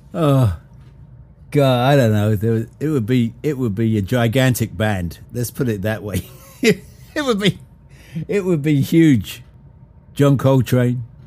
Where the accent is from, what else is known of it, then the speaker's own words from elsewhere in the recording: Brighton, South East England, United Kingdom; now in United States; come down to Brighton in my hometown